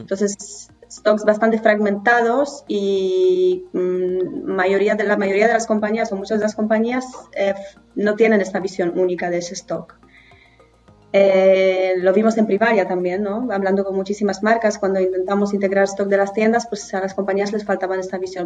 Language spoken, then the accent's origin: Spanish; northern Poland, Poland; Spanish is a second language; moved away as an adult; now in Spain; Soy del norte de Polonia, de un pueblito pequeño.